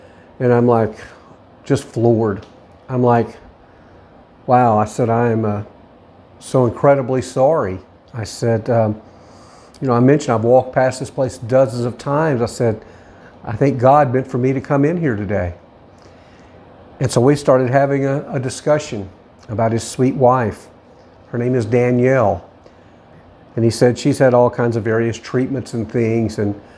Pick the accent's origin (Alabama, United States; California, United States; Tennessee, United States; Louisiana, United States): Tennessee, United States; Nashville; And I said, believe it or not, I'm actually from the Nashville area.